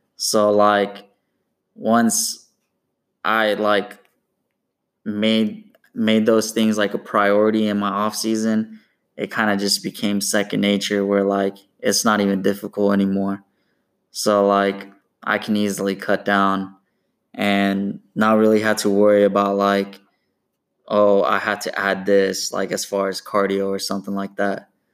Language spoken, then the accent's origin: English; Portland, Oregon, United States; also born or lived in Corvallis, Oregon; I was born and raised in Portland, Oregon